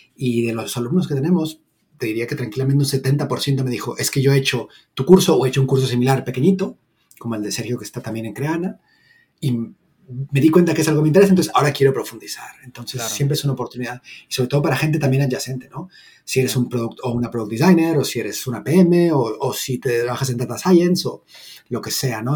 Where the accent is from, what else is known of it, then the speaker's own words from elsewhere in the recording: Mexico; moved away as an adult; now in Barcelona, Spain; soy originalmente de México